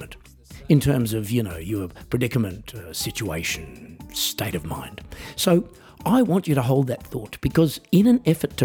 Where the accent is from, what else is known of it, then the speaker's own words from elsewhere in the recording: Australia; I am an Australian musician, singer-songwriter, comedian and coffee enthusiast.